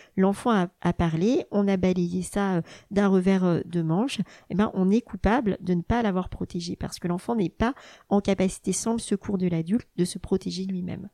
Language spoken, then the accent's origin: French; Burgundy, Bourgogne-Franche-Comté, France; moved away as an adult; also born or lived in Dijon; now in Rennes, France; J'ai grandi euh, en Bourgogne avec ma maman institutrice et ma sœur dont je suis euh, très proche.